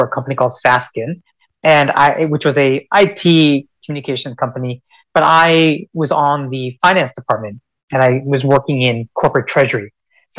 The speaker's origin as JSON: {"language": "English", "town": "Cary", "region": "North Carolina", "country": "United States", "tie": "born or raised there", "also_born_or_lived": "Richmond, Virginia", "moved": "as an adult", "said": "I was raised in North Carolina"}